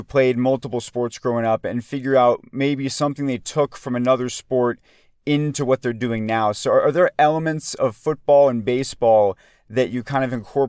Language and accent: English; Atlanta, Georgia, United States; I personally grew up as a Gator fan in Atlanta